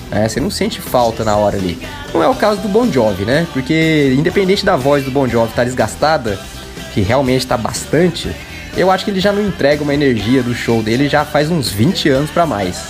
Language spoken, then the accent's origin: Portuguese; Porto Alegre, Rio Grande do Sul, Brazil; Somos do Rio de Janeiro, mas eu sou de Porto Alegre e sou fã do programa.